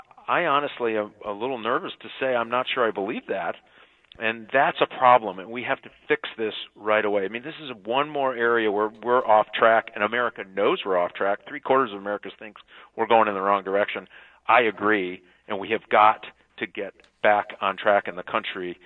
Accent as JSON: {"language": "English", "region": "Michigan", "country": "United States", "said": "I've been part of Michigan for over 40 years, and this is my home state, and my family's all here"}